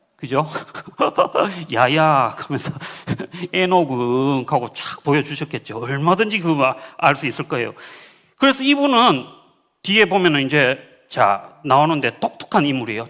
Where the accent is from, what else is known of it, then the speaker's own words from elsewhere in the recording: Uiseong, North Gyeongsang, South Korea; moved away; also born or lived in Laos / Reading, United Kingdom; 시골 살았거든요. 경북 저는 의성 사람이었는데